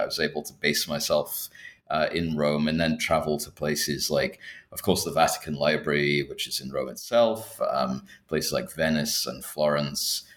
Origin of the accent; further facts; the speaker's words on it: Scotland, United Kingdom; moved away as an adult; also born or lived in Berkeley, California, United States; now in Hong Kong; I'm actually originally uh, not from Hong Kong myself. I'm from the UK. I'm from Scotland